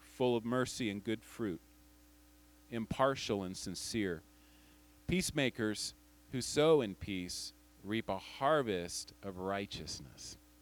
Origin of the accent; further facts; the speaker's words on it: United States; moved away as an adult; also born or lived in Tajikistan; as an American living overseas